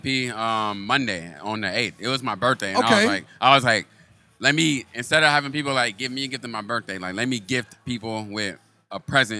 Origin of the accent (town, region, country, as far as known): San Diego, California, United States; born or raised there; also born or lived in Lansing, Michigan